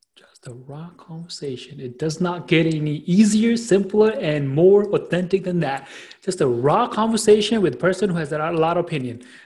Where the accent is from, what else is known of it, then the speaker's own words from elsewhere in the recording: New York City, New York, United States; I am from Queens, New York, based out of a you know wonderful city called the New York City